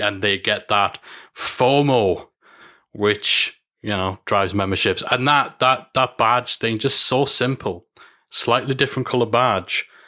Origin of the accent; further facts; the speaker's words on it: United Kingdom; here in my home country, in London.